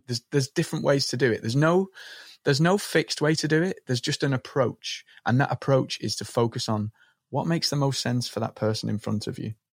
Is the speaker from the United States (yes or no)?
no; Liverpool, North West England, United Kingdom; I grew up in Liverpool on the market stalls of Liverpool with my dad as a young boy.